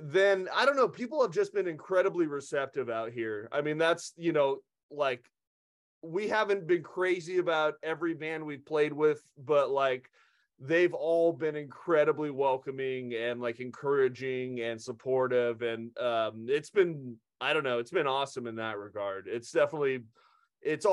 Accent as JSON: {"language": "English", "town": "Redding", "region": "California", "country": "United States", "tie": "born or raised there", "also_born_or_lived": "Santa Cruz, California / Bay Area, California / Los Angeles, California", "moved": "as an adult", "lives_now": "Lansing, United States", "said": "I'm from Redding, which is way up north, about an hour from Chico."}